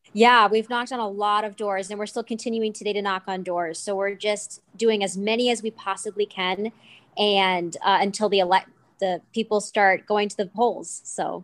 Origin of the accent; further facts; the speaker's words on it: Minnesota, United States; I'm from Minnesota, and I go to school at the University of Northwestern in Saint Paul, Minnesota